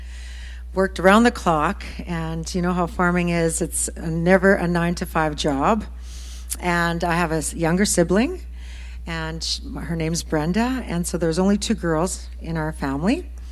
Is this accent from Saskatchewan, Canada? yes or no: yes; Wadena, Saskatchewan, Canada; moved away as an adult; also born or lived in Nashville; now in Regina, Canada; we both actually came from this area of Saskatchewan. I'm originally from Wadena area.